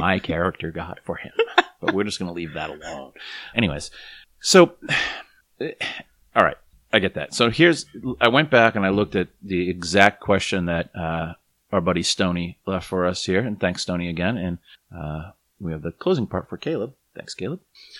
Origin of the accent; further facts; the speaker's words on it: Boston, Massachusetts, United States; I was raised Catholic in Boston